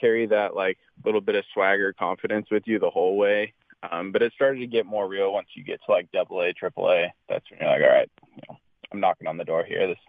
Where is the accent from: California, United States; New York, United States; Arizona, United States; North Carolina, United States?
California, United States; West Covina; also born or lived in San Diego; I grew up in West Covina, and then, like you said, went to college in San Diego.